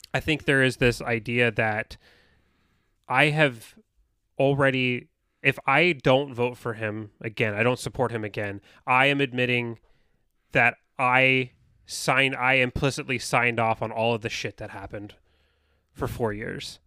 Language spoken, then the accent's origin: English; United States